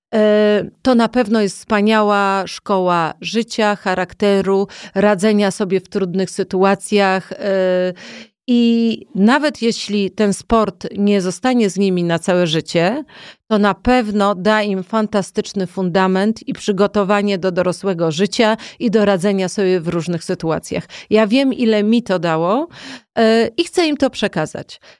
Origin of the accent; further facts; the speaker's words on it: Poland; also born or lived in Warsaw; ja wychowywałam się na wsi